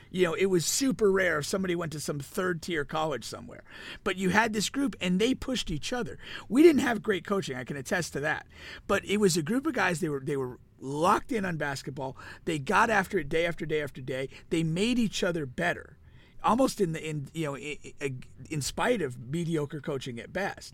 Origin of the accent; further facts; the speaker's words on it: Danbury, Connecticut, United States; my hometown when I was in high school